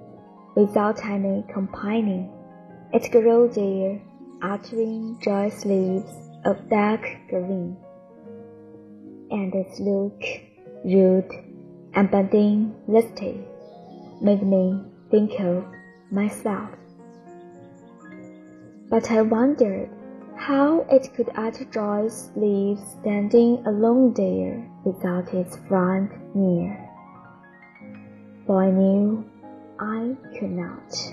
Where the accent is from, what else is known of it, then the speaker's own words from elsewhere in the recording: Changchun, Jilin, China; 我是来自长春的一名乡村英语教师，